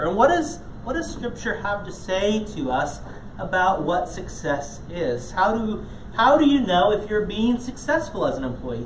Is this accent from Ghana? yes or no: yes; Ghana; moved away; growing up in Ghana, a lot of times um, I was part of um, different small league soccer teams